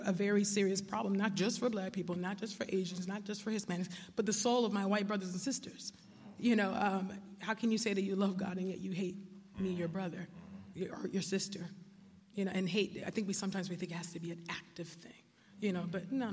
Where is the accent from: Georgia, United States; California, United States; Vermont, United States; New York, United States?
California, United States; growing up, I grew up in California